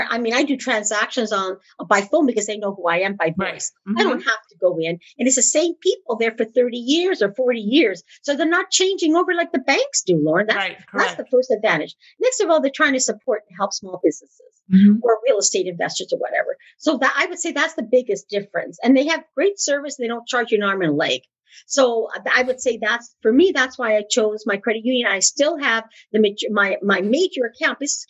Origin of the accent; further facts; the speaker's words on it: Manitoba, Canada; moved away; also born or lived in Ontario; I'm originally from Manitoba. I'm a Westerner